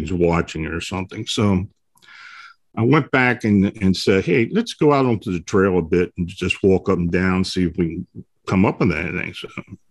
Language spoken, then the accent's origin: English; Pennsylvania, United States; also born or lived in Baltimore, Maryland; I was born and raised up here in Pennsylvania, but I had moved down there after I got out of high school